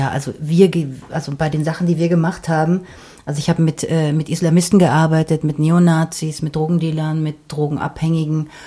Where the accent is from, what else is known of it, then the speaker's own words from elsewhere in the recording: Berlin, Germany; Ich bin halt aus West-Berlin und ich habe das Gefühl, dass wir damals, als, als ich zur Schule gegangen bin, hier gab es Diskurs.